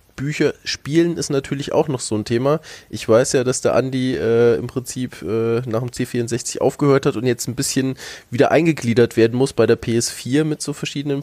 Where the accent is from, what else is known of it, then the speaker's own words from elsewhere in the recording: North Hesse, Germany; moved away; also born or lived in Lower Franconia; ich bin ursprünglich aus Nordhessen